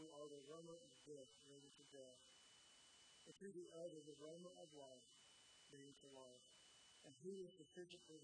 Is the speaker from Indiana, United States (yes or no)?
yes; Edgewood, Indiana, United States; moved away as an adult; now in North Carolina, United States; I grew up in Edgewood, and I did the sports there